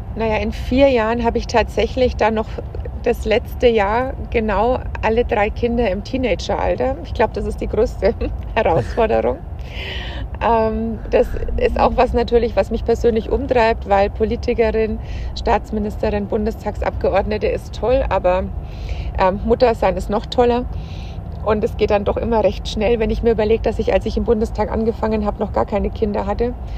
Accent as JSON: {"language": "German", "area": "Franconia", "region": "Bavaria", "country": "Germany", "also_born_or_lived": "Munich, Germany / Berlin, Germany", "said": "ich komme aus Franken"}